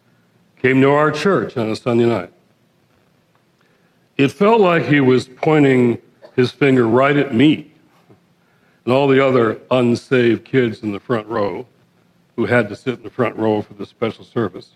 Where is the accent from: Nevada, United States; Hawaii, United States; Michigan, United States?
Michigan, United States; Detroit; I was born and raised in Detroit, the Motor City.